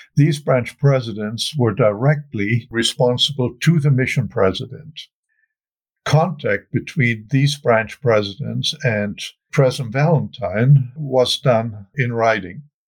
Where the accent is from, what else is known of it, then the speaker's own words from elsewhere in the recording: Wuppertal, North Rhine-Westphalia, Germany; moved away; also born or lived in Salt Lake City, Utah; I was born and raised in Germany, in Wuppertal